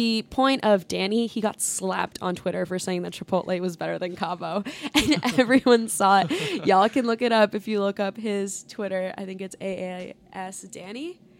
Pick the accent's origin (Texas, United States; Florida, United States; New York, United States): Florida, United States; Boca Raton; born or raised there